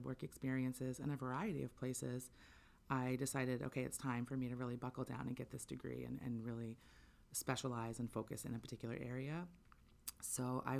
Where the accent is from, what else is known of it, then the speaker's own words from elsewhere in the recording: Southern Maine, United States; also born or lived in Orono, Maine / Eddington, Maine; I grew up in Southern Maine, and I left to go to college and had some different work experiences. And then about 10 years later, I was grateful to have the opportunity to move back to Maine